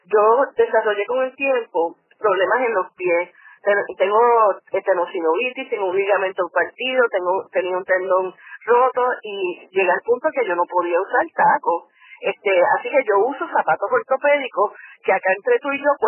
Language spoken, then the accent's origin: Spanish; Puerto Rico; also born or lived in Michigan; yo me crié en Puerto Rico, ¿verdad? Este, pero mami es canadiense, así que hablaba eh, hablo inglés todavía sin acento.